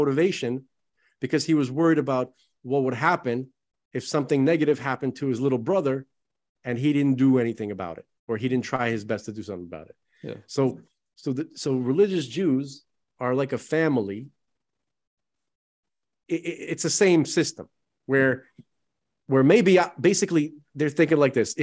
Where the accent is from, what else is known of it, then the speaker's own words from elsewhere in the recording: New York City, New York, United States; I grew up basically in Bensonhurst